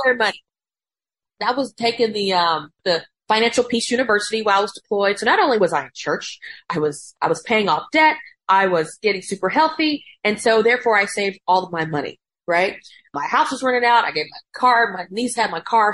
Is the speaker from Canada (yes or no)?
no; Macon, Georgia, United States; moved away; we grew up in Macon